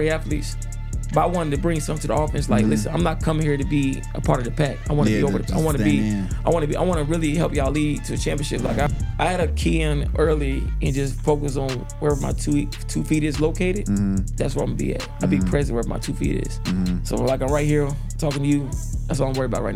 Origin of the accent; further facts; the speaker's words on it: Stone Mountain, Georgia, United States; also born or lived in Decatur, Georgia; Born in Decatur, so you know, so on that side of town, then we moved to close to Stone Mountain, and that's where I played my first year of football